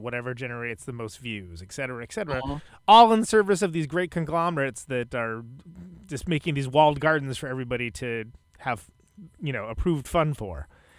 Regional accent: West Coast, United States; now in Milwaukee, United States; I live in Milwaukee now, but I come from the West Coast

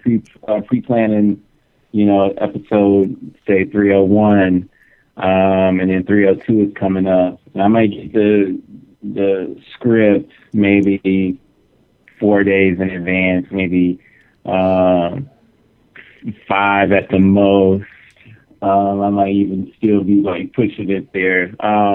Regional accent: Houston, Texas, United States; also born or lived in Santa Fe; now in Los Angeles, United States; I was born and raised in Houston.

